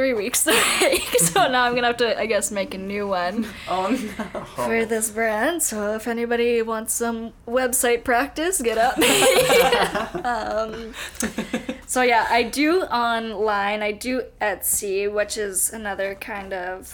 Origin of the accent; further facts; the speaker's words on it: Winnipeg, Manitoba, Canada; I'm from here, this is my hometown